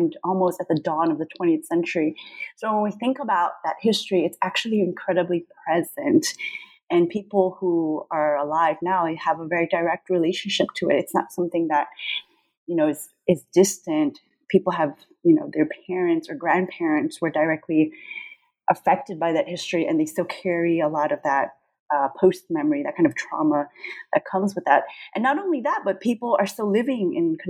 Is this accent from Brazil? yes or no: yes; São Paulo, Brazil; moved away; also born or lived in New York / California; I was born in Sao Paulo, Brazil